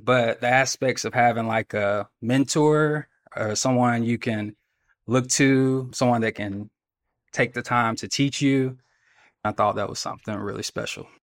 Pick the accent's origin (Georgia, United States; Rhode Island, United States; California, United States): Georgia, United States; Athens; I'm from Athens, Georgia, Georgia native